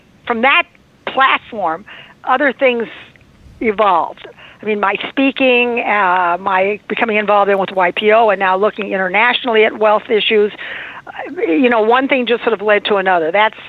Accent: Midwest, United States; I'm from the Midwest, and I promise you that the dynamics are completely different.

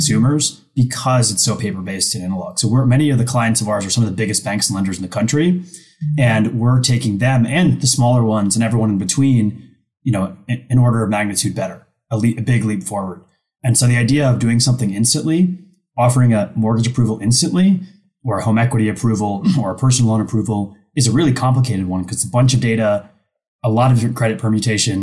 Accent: Ohio, United States; also born or lived in Iran; I grew up in the Midwest, actually, in Ohio, but I was born in Iran

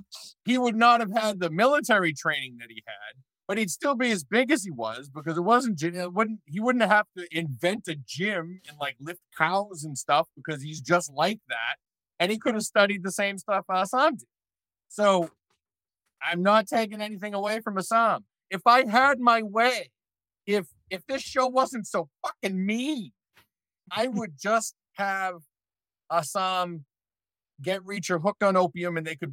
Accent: Ireland; I mean, I wouldn't go too hard on the Irish because I am Irish.

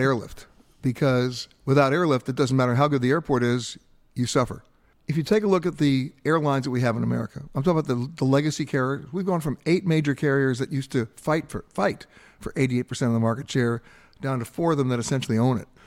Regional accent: Long Island, New York, United States; I was growing up on the East Coast in Long Island on the Great South Bay

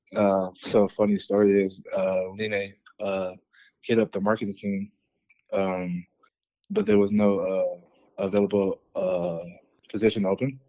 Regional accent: East Palo Alto, California, United States; moved away as an adult; also born or lived in Kansas; now in Denver, United States; I grew up in California, uh, in the Bay Area uh, from a small town called East Palo Alto

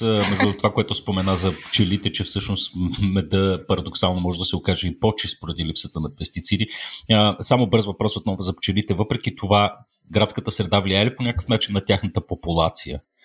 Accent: Sofia, Sofia City, Bulgaria; аз пък съм от Слатина

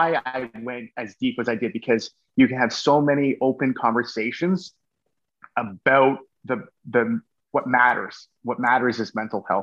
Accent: Canada; I love being Canadian

